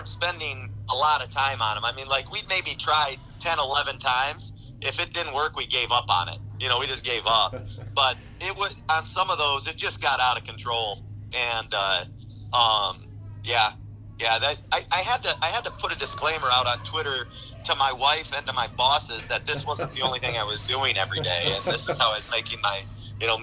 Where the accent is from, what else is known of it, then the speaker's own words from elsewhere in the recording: Miller, South Dakota, United States; I grew up in Miller, so I was running around the Wessington Springs baseball field